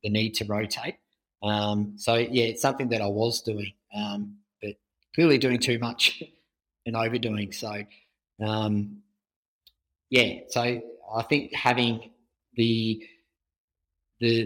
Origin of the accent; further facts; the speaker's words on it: Australia; growing up in Australia, and your parents send you to the basic kind of swimming lessons